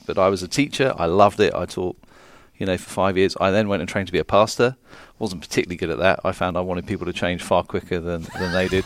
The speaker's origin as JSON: {"language": "English", "region": "London", "country": "United Kingdom", "also_born_or_lived": "Phoenix, United States / South Carolina, United States", "said": "I'm from London"}